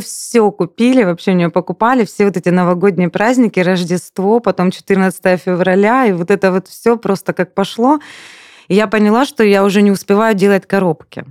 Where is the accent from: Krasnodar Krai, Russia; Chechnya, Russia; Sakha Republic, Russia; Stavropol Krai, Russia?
Krasnodar Krai, Russia; Anapa; now in Slavyansk-na-Kubani, Russia; Я вообще сама из Анапы